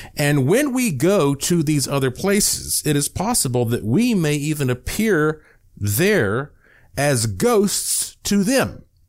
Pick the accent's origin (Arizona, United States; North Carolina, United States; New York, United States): North Carolina, United States; Buncombe County, Western; I'm from Western North Carolina